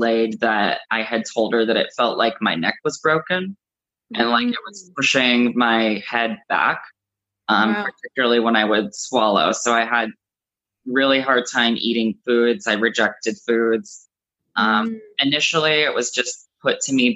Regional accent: South Florida, United States; I grew up in South Florida

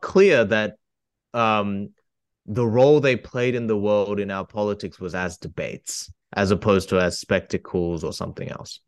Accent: Australia; I come from Australia

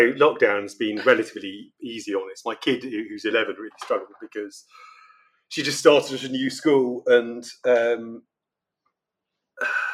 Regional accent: Oxford, South East England, United Kingdom; now in London, United Kingdom; I grew up in Oxford, which is very small, very beautiful, very quiet, relatively speaking

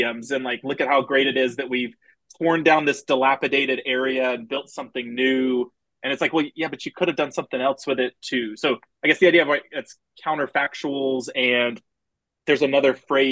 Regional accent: Houston, Texas, United States; I grew up outside of Houston

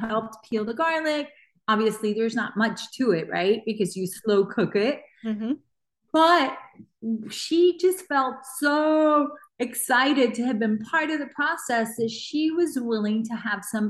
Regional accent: Miami, Florida, United States; I'm Cuban American. I was born in Miami, but my mom and dad are both from Cuba.

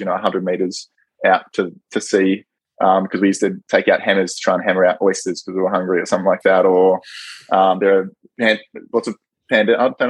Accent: Darwin, Northern Territory, Australia; also born or lived in rural Australia; Being Aussie

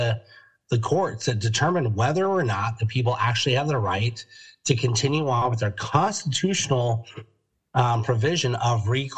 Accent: Denver, Colorado, United States; now in California, United States; I grew up in Denver, Colorado

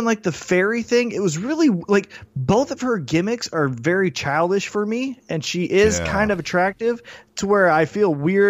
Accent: Independence, Missouri, United States; I grew up in Independence. Oh, yeah. And that's the hood.

